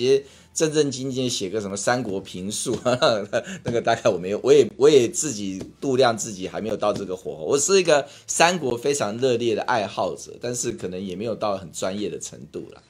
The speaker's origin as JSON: {"language": "Chinese", "country": "Taiwan", "said": "我会说我是台湾人，我是中国人，我的中国是中华民国"}